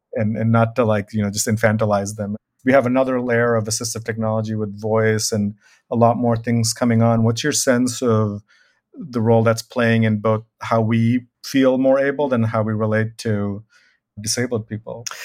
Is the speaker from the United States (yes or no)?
no; Bangladesh; I am from Bangladesh